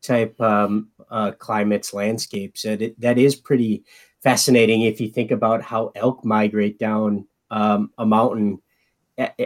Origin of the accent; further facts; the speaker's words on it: Midwest, United States; I'm a Midwesterner